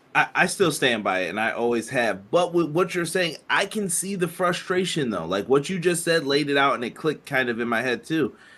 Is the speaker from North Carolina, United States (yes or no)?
no; Buffalo, New York, United States; I'm from Buffalo.